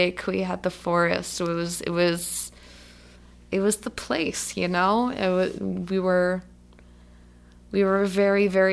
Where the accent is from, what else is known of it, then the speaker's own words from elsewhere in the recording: Vandiver, Alabama, United States; also born or lived in Birmingham, Alabama; I spent some time growing up in Vandiver, Alabama